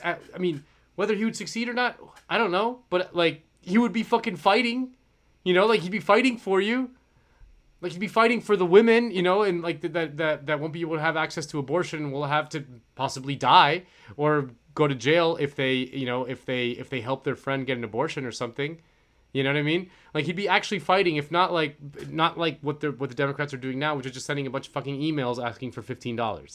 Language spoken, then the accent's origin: English; Florida, United States; moved away; I'm from Florida, so all my friends are back at home in Florida